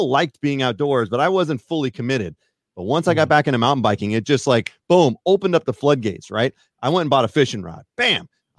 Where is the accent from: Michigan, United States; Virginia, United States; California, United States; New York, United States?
California, United States; Fairfield; now in Colorado, United States; I grew up in Fairfield, which is about 45 minutes south. We're going to talk regional. Nobody really cares. But anyways, I grew up in the kind of Northern California area.